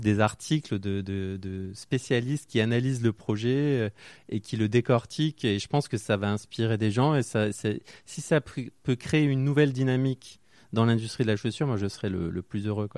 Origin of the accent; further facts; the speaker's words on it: Marseille, Provence-Alpes-Côte d'Azur, France; now in Paris, France; je suis originaire de Marseille